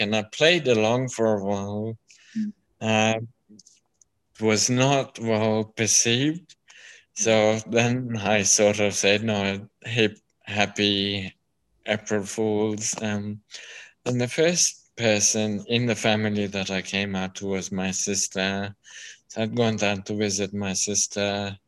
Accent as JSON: {"language": "English", "country": "Kenya", "tie": "born or raised there", "moved": "yes", "lives_now": "Melbourne, Australia", "said": "being born and brought up in Kenya"}